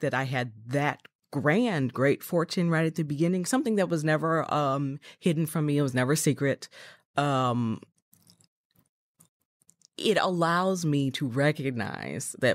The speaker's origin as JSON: {"language": "English", "town": "Chicago", "region": "Illinois", "country": "United States", "tie": "born or raised there", "said": "I'm originally from Chicago"}